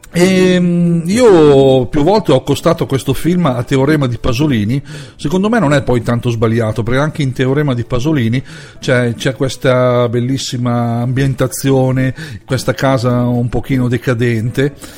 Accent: Lombardy, Italy; in Lombardia, la mia terra

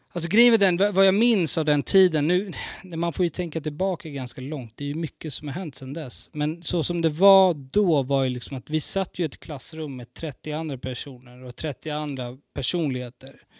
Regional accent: Stockholm, Stockholm County, Sweden; jag är från Vårberg

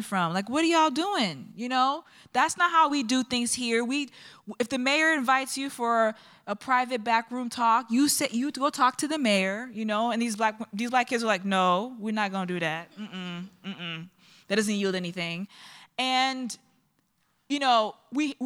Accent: New York, United States; now in Chicago, United States; I live in Chicago, even though I'm from New York, from Brooklyn, Republic of Brooklyn

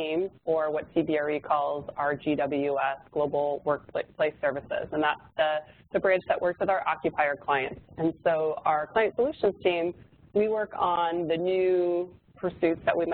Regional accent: Midwest, United States; moved away as an adult; also born or lived in South Bend, Indiana / San Francisco Bay Area; I'm from the Midwest

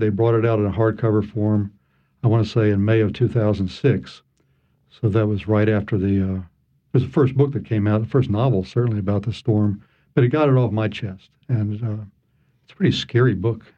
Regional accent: Atlanta, Georgia, United States; also born or lived in Massachusetts / New York City, New York / eastern Kentucky; now in New Orleans, United States; I grew up in Atlanta

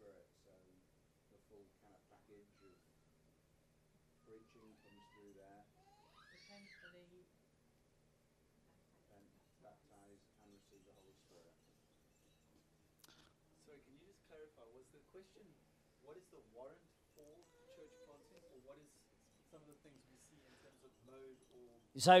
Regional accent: London, United Kingdom; I'm from London.

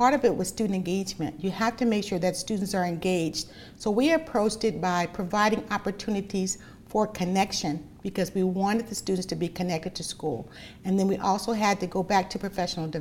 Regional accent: Los Angeles, California, United States; born in Los Angeles, and my mom was a single mom

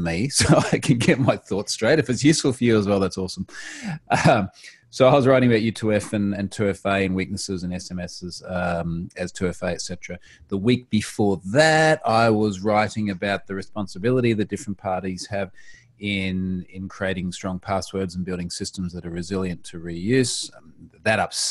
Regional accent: Australia; Independent Australian.

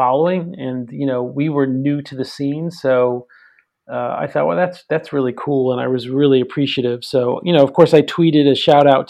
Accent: New York City, New York, United States; grew up in New York City area

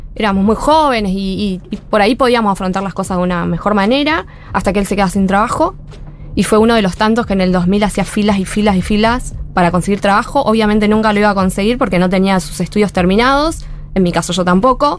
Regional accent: Lomas de Zamora, Buenos Aires Province, Argentina; also born or lived in Villa Martina; now in Villa Fiorito, Argentina; Yo nací en Lomas, Lomas Centro.

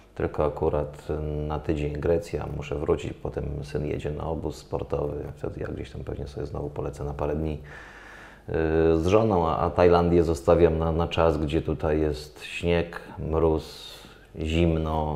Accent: Dębica, Subcarpathian Voivodeship, Poland; jestem z Dębicy, miasta, gdzie było Mistrzostwo polskie w zapasach

